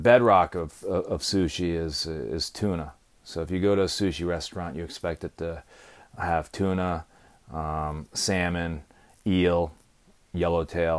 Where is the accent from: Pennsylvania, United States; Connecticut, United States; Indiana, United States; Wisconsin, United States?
Connecticut, United States; New Haven; I grew up around New Haven, playing in the woods here